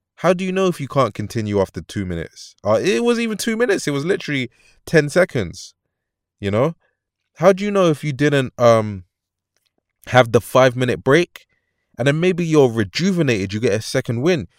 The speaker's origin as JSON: {"language": "English", "region": "London", "country": "United Kingdom", "said": "I'm from London"}